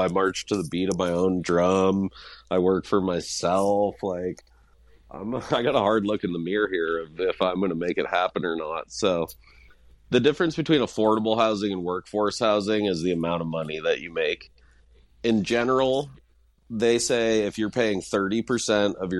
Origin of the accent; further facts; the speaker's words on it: Hailey, Idaho, United States; now in Ketchum, United States; growing up in Haley, I would never say I was a poor kid